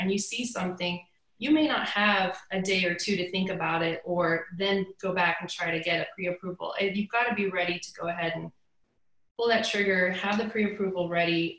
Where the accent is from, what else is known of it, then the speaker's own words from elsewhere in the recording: East Cobb, Georgia, United States; now in Woodstock, United States; I grew up in East Cobb, but I live in Woodstock now